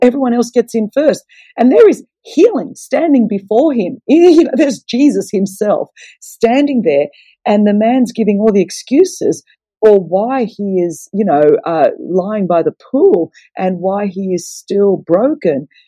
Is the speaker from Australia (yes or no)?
yes; Australia; I'm Greek, so the table always um, you know, Greeks are loud and everything happens around a table. And I come from a, a Greek Orthodox background. And so um, to be Greek is to be Orthodox. And growing up in Australia